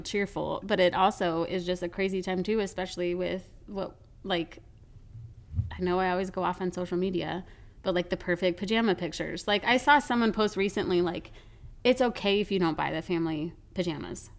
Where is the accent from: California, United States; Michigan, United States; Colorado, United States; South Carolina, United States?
Colorado, United States; now in Florida, United States; I grew up in Colorado.